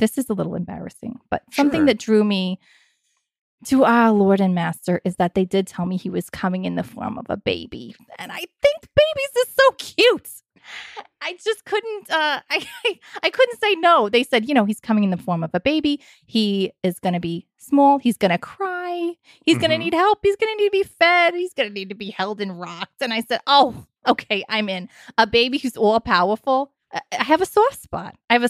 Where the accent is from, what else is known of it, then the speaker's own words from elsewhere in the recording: New York City, New York, United States; being a Satanist, of course, it has enhanced my experience of being a New Yorker, because I have access to places most people wouldn't